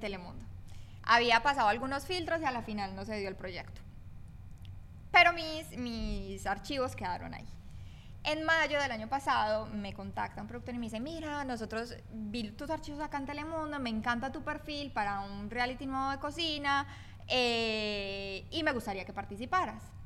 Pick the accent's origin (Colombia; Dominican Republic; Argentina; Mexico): Colombia; yo por el lado eh, colombiano.